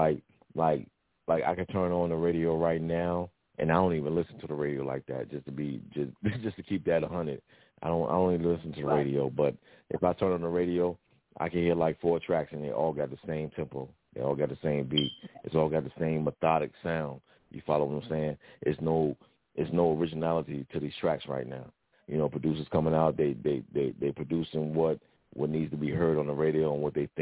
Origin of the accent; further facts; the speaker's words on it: Richmond, Virginia, United States; I'm originally from Richmond, VA, you know what I'm saying, Virginia.